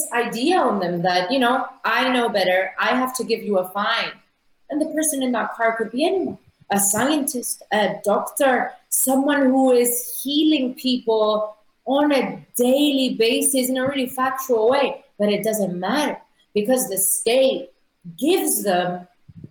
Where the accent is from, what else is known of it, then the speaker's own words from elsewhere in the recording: Nicosia, Cyprus; my hometown, Nicosia